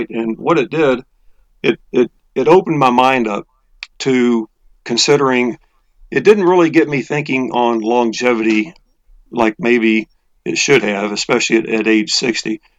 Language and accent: English; Texas, United States; now in Atlanta, United States; Well, as you said, I'm from I'm from Texas. I've been in Atlanta area for about 22 years